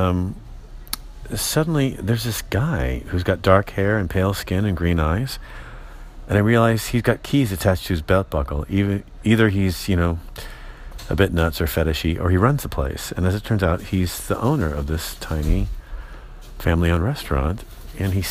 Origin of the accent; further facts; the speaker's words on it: San Francisco, California, United States; I'm from San Francisco